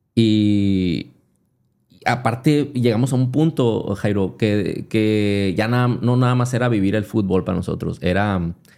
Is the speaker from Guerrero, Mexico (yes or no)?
no; Hermosillo, Sonora, Mexico; soy de yo, de la Normosillo, que no sé, pero es un barrio muy futbolero